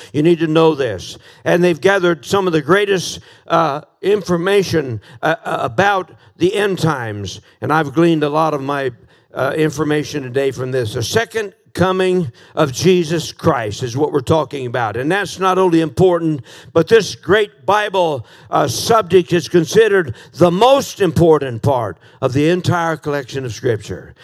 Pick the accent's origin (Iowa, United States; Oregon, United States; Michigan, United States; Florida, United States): Iowa, United States; Des Moines; 19th and Crocker in uh, Des Moines, Iowa